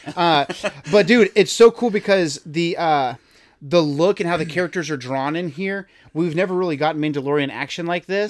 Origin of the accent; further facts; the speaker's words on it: Houston, Texas, United States; we're both from Houston